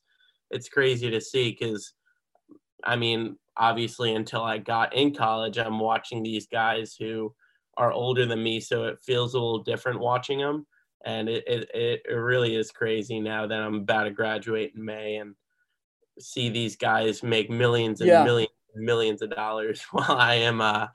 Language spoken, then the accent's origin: English; New York, United States; now in Charlotte, United States; You know, I'm originally from New York. I live in Charlotte, North Carolina now.